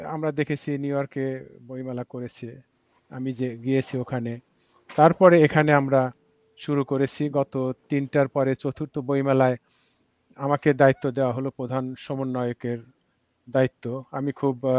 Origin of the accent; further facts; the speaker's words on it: Bangladesh; now in Washington, D.C., United States; আমরা যখন বাংলাদেশে সত্তরের দশকে আশির প্রথম দশকের প্রথম দিকে বড় হয়েছি